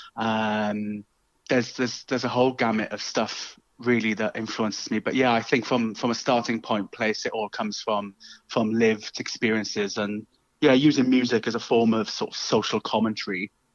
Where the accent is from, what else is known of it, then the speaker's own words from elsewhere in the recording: South Wales, United Kingdom; accent: Welsh; you might be able to tell from my uh, lilting Welsh tones. Um, I'm from South Wales originally